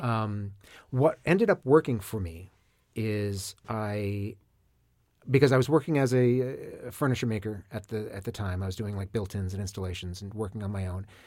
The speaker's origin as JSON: {"language": "English", "region": "Maine", "country": "United States", "tie": "born or raised there", "said": "I grew up in Maine."}